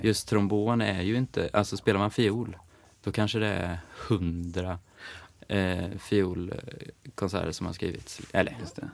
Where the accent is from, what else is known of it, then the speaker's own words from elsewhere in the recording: Eskilstuna, Södermanland, Sweden; now in Stockholm, Sweden; jag är från Eskilstuna